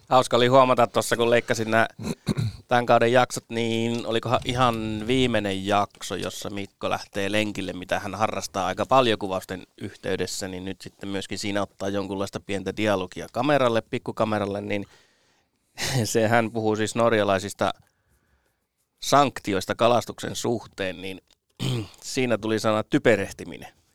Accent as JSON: {"language": "Finnish", "region": "Kainuu", "country": "Finland", "tie": "born or raised there", "also_born_or_lived": "North Karelia", "said": "Olen siis Pohjois-Karjalassa syntynyt ja kuusi ensimmäistä elämäni vuotta siellä asunut, mutta Kainuussa kouluni käynyt"}